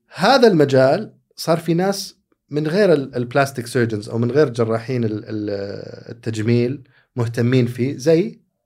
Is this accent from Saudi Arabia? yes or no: yes; Saudi Arabia; عندنا ك... كسعوديين